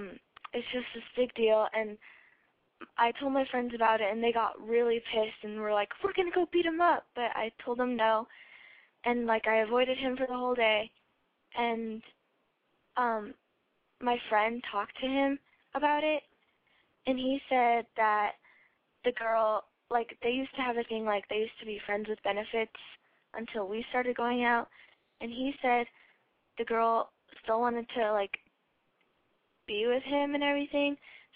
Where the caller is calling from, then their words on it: Colorado, United States; I'm from Colorado, and I am 14.